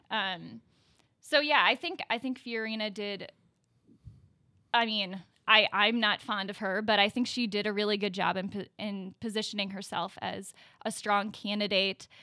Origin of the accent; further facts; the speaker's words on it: Milwaukee, Wisconsin, United States; also born or lived in Illinois; I was born in Milwaukee, um, and I grew up going to, uh, public schools